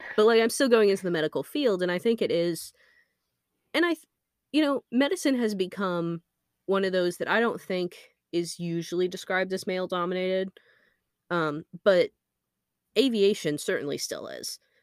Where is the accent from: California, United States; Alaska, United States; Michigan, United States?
Alaska, United States; we grew up in Alaska where there is a lot of aviation